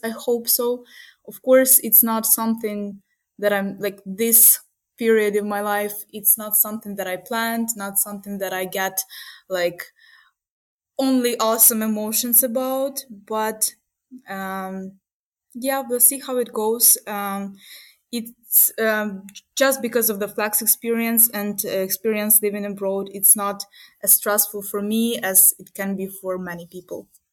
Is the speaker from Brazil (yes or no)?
no; Uman, Cherkasy Oblast, Ukraine; moved away as an adult; also born or lived in Kyiv, Ukraine; now in Munich, Germany; my hometown is uman